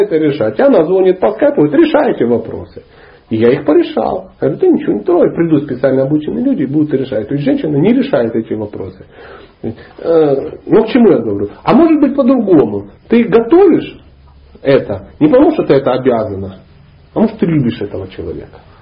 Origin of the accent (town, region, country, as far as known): Dnipro, Dnipropetrovsk Oblast, Ukraine; born or raised there; moved away as an adult; also born or lived in Karelia / Sochi